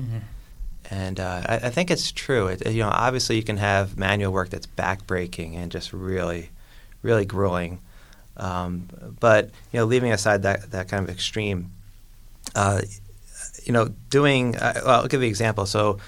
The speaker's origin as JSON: {"language": "English", "region": "New York", "country": "United States", "moved": "yes", "lives_now": "Chicago, United States", "said": "I'm from New York"}